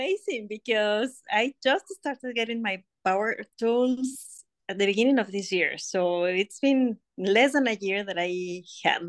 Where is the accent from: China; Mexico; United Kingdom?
Mexico; moved away as an adult; now in United States; I was born, raised, and everything in Mexico, and I moved to the USA 16 years ago